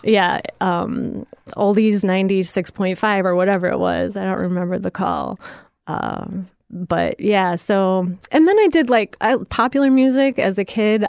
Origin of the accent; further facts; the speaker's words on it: Ottawa, Illinois, United States; now in Florida, United States; I grew up in Ottawa, Illinois, which is south of Chicago.